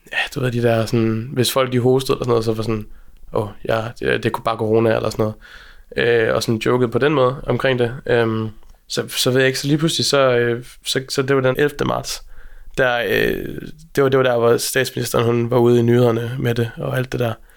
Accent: Aalborg, North Denmark Region, Denmark; moved away as an adult; also born or lived in Copenhagen / Berlin; jeg kommer fra Aalborg

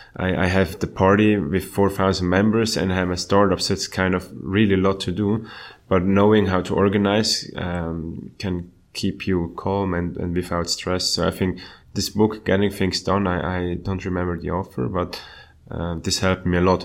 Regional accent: Switzerland; my hometown.

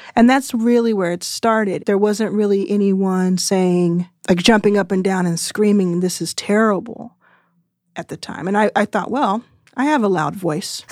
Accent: Texas, United States; I'm from Texas and didn't go to college

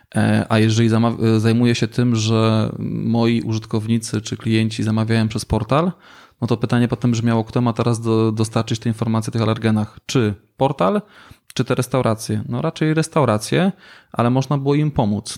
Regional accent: Silesian Voivodeship, Poland; U nas na Śląsku

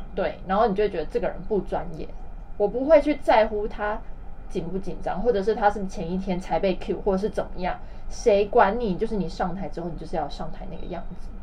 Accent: Taiwan; accent: Taiwanese accent; now in China; 我就不小心用了台湾腔

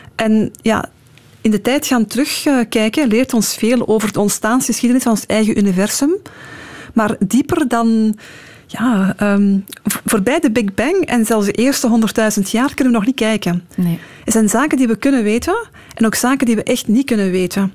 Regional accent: Belgium; omdat we als Belgen ook in die Europese samenwerking zitten

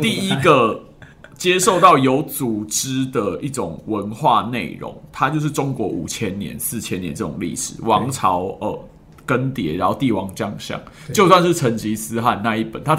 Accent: Taiwan; born there; 我是九零年代出生，台湾那时候叫做刚戒严

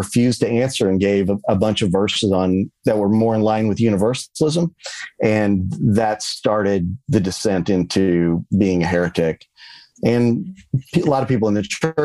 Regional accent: the Bible Belt, United States; I grew up in the Bible Belt

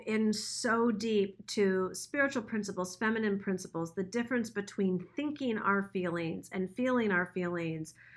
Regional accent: Troy, Michigan, United States; I grew up in Troy, Michigan

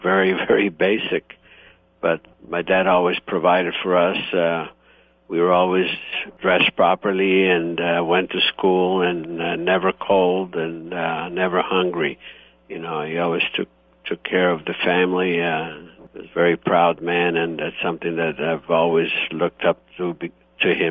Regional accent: Italy, Istria County, Croatia; now in United States; I was born in Italy, and the region is Istria, and however now it's Croatia

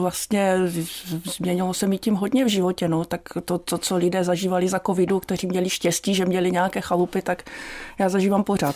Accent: Ostrava, Moravian-Silesian Region, Czechia; z toho dětství v Ostravě

